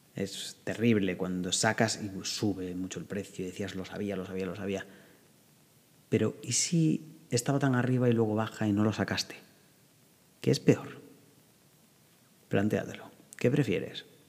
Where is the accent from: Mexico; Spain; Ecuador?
Spain; northern Spain; yo que soy del norte de España